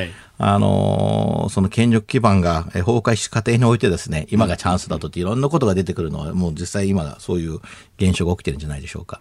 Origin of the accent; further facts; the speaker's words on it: West Coast, United States; now in Japan; 私は西海岸、逆サイドの西海岸の出身なので